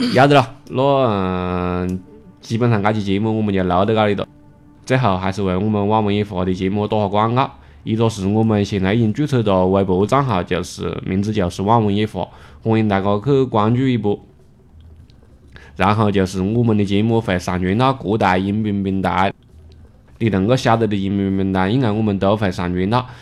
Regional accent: China; 我们中国人

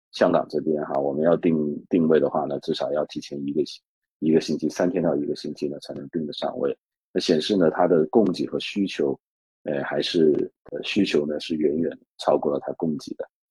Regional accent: Guangdong, China; now in Hong Kong; 因为我是广东人

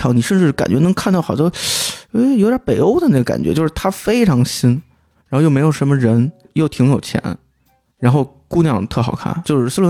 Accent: China; 我我就我就说我是中国人

